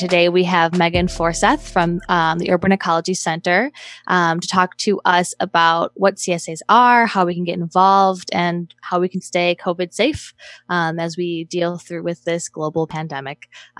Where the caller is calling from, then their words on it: Greenfield, Wisconsin, United States; I'm calling in from Greenfield.